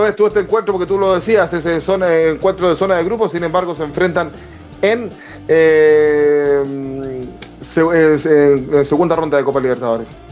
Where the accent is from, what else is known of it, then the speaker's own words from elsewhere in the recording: Chile; a uno como chileno